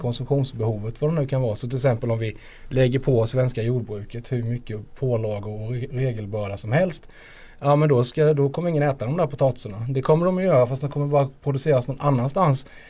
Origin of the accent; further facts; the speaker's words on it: Småland, Sweden; now in Skåne, Sweden; det är hemma i Småland